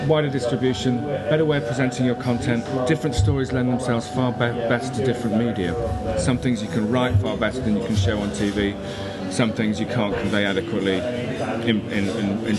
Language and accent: English; United Kingdom; as a Brit